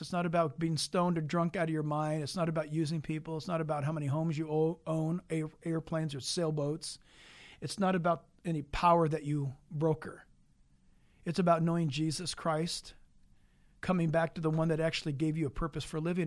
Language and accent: English; San Diego, California, United States; in the hospital in San Diego. where I was born later on January fifteenth, nineteen fifty-eight.